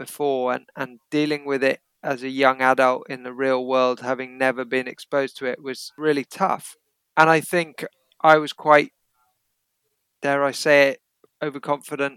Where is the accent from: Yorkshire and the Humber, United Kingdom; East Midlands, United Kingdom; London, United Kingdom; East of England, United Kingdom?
East Midlands, United Kingdom; Derbyshire; also born or lived in Kenya / Oundle, Northamptonshire; I spent the first few years of my life there because mum and dad were teaching there. Then I went to a prep school in Derbyshire